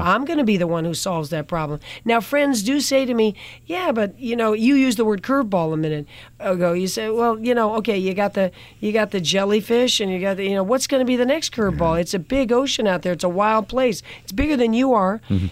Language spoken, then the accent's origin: English; New York City, New York, United States; moved away as an adult; also born or lived in France / Egypt; now in Los Angeles, United States; I was born in Manhattan. I had two foreign parents, and so I did spend time in their countries, which was France and Egypt